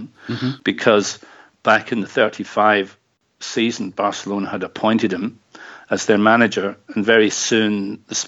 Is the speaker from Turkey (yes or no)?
no; Dumbarton, Scotland, United Kingdom; Dumbarton in Scotland, which just so happened to be my hometown